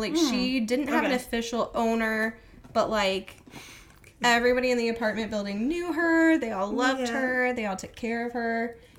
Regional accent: the South, United States; I'm from the South. I can say y'all whenever I want.

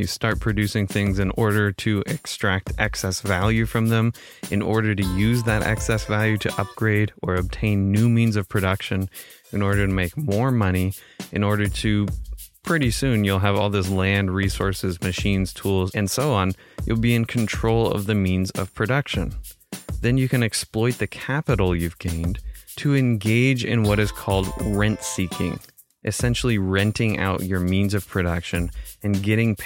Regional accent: Chico, California, United States; my hometown of Chico, California

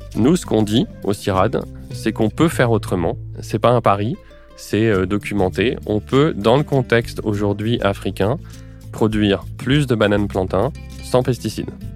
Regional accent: France; chez nous en France

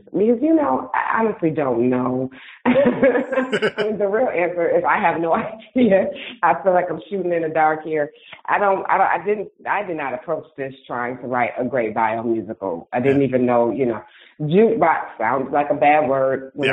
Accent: Detroit, Michigan, United States; I feel really really excited for my hometown.

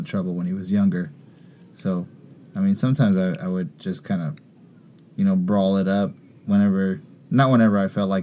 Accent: Puerto Rico; now in San Francisco, United States; I am from Puerto Rico

